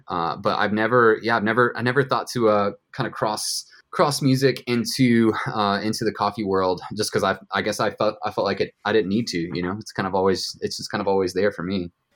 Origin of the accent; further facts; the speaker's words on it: Carrollton, Georgia, United States; moved away as an adult; also born or lived in Nashville, Tennessee / San Diego, California; now in Carlsbad, United States; I grew up in Georgia, uh, about an hour west of Atlanta in a town called Carrollton